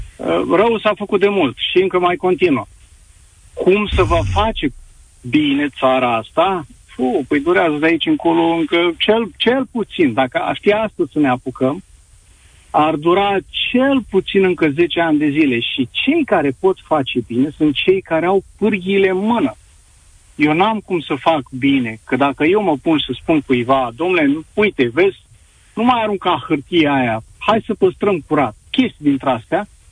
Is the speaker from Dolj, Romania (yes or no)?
no; Constanța, Constanța County, Romania; sunt din Constanța, aici în Constanța